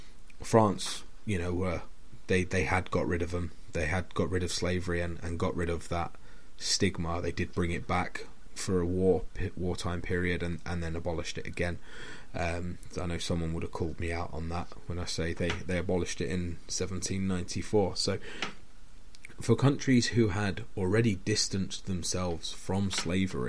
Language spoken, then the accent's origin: English; United Kingdom; now in Grimsby, United Kingdom; I'm not from Hull, but I do live in Grimsby, which is just over the water